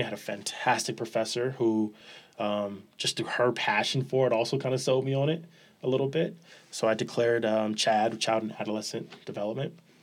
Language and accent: English; Los Angeles, California, United States; moved away; also born or lived in San Jose, California; Born and raised, uh, South Central Los Angeles